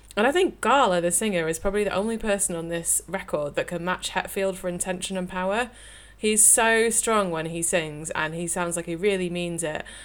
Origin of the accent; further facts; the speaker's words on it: the north of England, United Kingdom; accent: northern; It's probably my northern accent